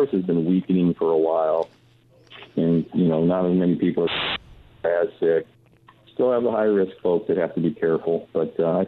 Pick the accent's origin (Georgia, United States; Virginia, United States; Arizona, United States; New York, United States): Arizona, United States; moved away as an adult; also born or lived in Ohio; now in California, United States; we're from Arizona, but we've been living in California because my daughters have been acting